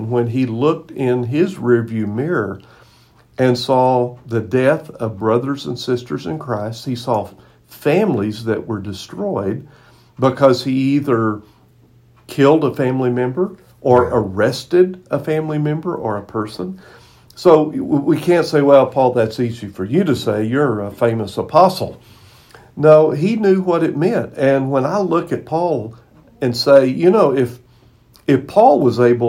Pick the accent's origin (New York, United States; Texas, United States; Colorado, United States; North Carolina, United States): Texas, United States; I grew up in Texas, and our team won second in state